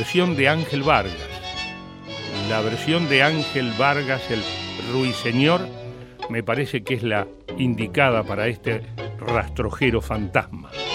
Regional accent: San Pedro, Buenos Aires Province, Argentina; moved away; Cuando empecé a hablar por radio en APA, en San Pedro

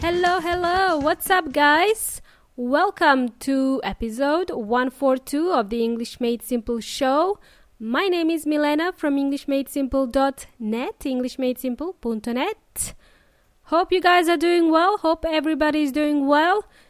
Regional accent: Melbourne, Victoria, Australia; moved away as an adult; now in Adelaide, Australia; I spent the majority of my life in Melbourne, and now I moved to Adelaide.

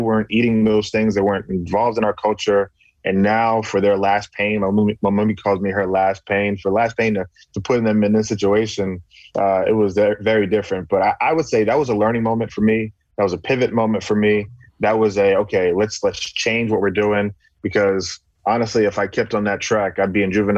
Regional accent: Bahamas; moved away; also born or lived in Galloway, New Jersey, United States; coming from the Bahamas again, growing up, you know, in that space where our barbers are Black, our prime minister is Black

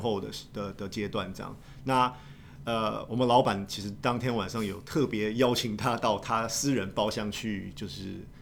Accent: Taiwan; 我身为台湾人

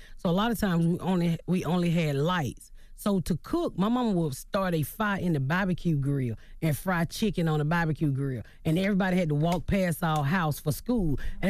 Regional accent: Southern United States, United States; I mean, I'm from the South, mm-hmm. so, you know, I was taught if you was gay, it was something wrong with you.

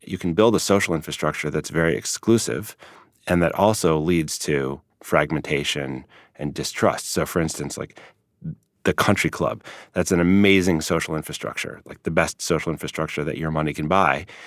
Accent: Chicago, Illinois, United States; I grew up in Chicago

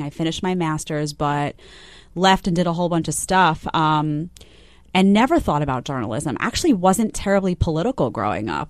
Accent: New York City, New York, United States; also born or lived in Fort Myers Beach, Florida; I grew up, I grew up in Staten Island, but I was in Manhattan all the time.

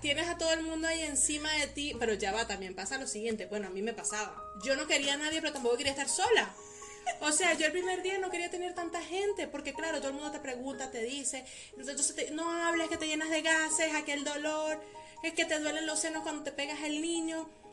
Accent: Venezuela; moved away as an adult; now in Mexico; yo le digo, de Venezuela

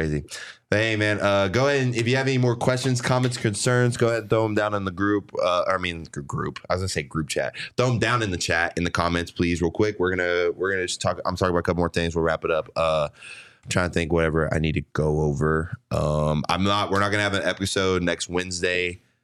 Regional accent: Texas, United States; now in Arizona, United States; I grew up in Texas

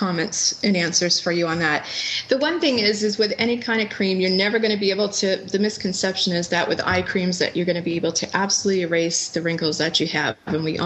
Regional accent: New England, United States; I grew up in New England. I come from a very huge, passionate sports Boston-loving family

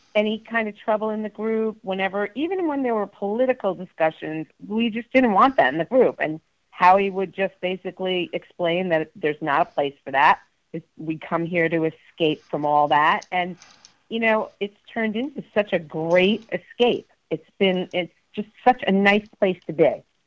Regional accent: Mount Kisco, New York, United States; I hail from Westchester County, New York, uh, specifically Mount Kisco

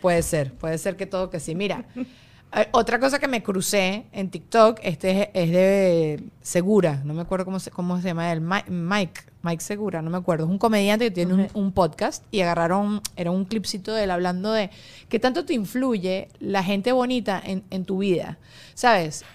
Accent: Venezuela; now in United States; yo siendo venezolana

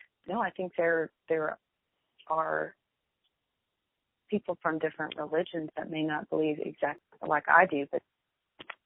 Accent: Buford, Georgia, United States; moved away as an adult; also born or lived in Miami, Florida / England / Germany; now in Scottsdale, United States; I spent all of my entire youth up through my senior year in high school in a town of about 10,000 people in Beaufort

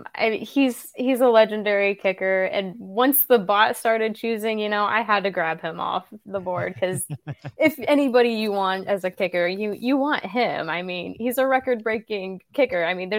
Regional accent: Atlanta, Georgia, United States; Yeah, I grew up in Atlanta

